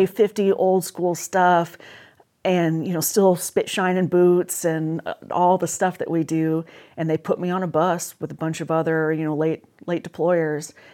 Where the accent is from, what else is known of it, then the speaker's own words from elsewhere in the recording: Salem, Oregon, United States; I was born and raised in Salem, Oregon